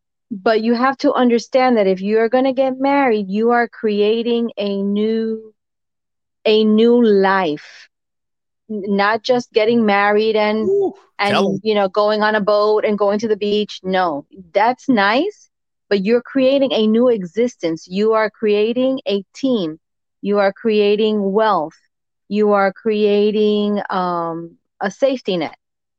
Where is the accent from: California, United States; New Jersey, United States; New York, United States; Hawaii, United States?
New Jersey, United States; Jersey City; Jersey City.